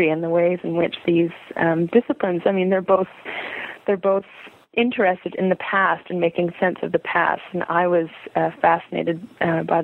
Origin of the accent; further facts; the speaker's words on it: Montreal, Quebec, Canada; I was born and raised in Montreal, Quebec, Canada